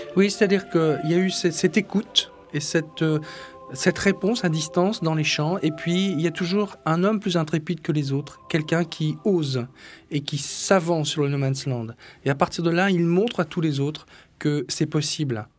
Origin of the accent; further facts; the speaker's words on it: Flanders and Artois, Hauts-de-France, France; Flandre et Artois, c'est mon pays d'origine